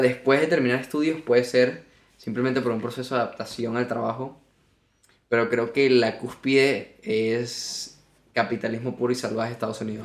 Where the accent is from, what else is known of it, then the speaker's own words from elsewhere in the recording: Margarita Island, Nueva Esparta, Venezuela; now in Spain; Porque yo nací en una isla. Yo nací en Margarita